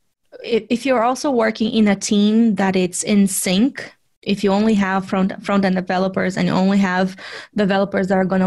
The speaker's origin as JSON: {"language": "English", "town": "Vitória", "region": "Espírito Santo", "country": "Brazil", "tie": "born or raised there", "also_born_or_lived": "São Paulo, Brazil", "moved": "as an adult", "lives_now": "United States", "said": "I was still living in Vitória. Which is my hometown in Brazil"}